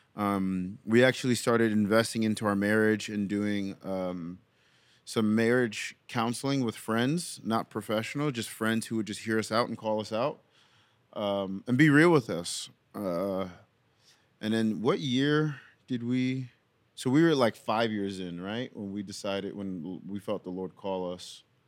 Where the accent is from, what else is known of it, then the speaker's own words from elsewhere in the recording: New York City, New York, United States; now in Memphis, United States; I'm from Brooklyn, New York.